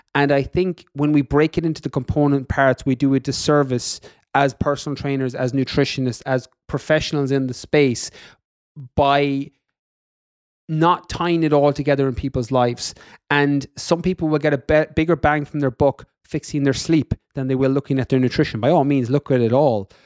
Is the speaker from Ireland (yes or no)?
yes; west of Ireland, Ireland; moved away as an adult; also born or lived in London, United Kingdom / California, United States; I'm from Ireland, in the west of Ireland